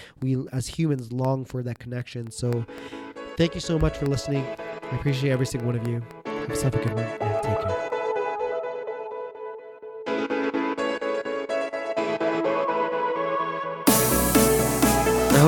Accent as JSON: {"language": "English", "country": "Canada", "tie": "born or raised there", "said": "I was born in Canada"}